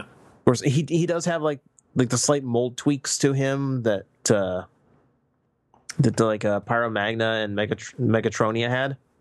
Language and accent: English; United States; being American